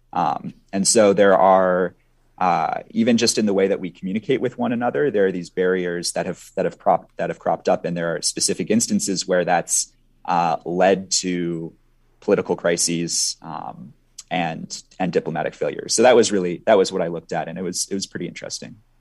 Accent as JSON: {"language": "English", "region": "Minnesota", "country": "United States", "tie": "born or raised there", "also_born_or_lived": "Sweden", "said": "I grew up in Minnesota"}